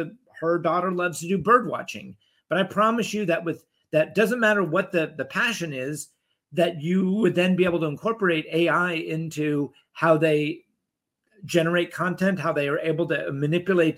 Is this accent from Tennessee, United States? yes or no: no; Dallas, Texas, United States; moved away; also born or lived in Europe; I grew up in Dallas